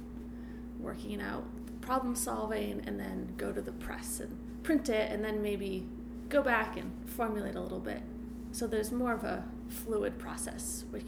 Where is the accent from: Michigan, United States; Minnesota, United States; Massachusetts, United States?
Massachusetts, United States; moved away as an adult; now in Baltimore, United States; I'm from Massachusetts. I moved down here to go to MICA